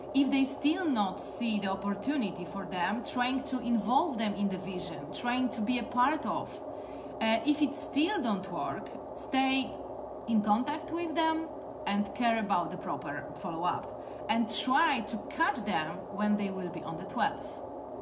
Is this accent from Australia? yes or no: no; Poland; I'm coming from Poland and today I'm streaming to you exactly from Poland.